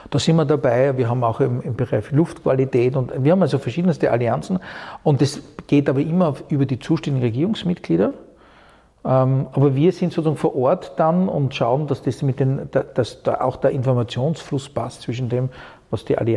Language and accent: German; Styria, Austria; also born or lived in Vienna, Austria / United States; eine ganz andere Atmosphäre, als ich sie zum Beispiel kennengelernt habe als Steirer in Wien oder auch, auch in, in den USA.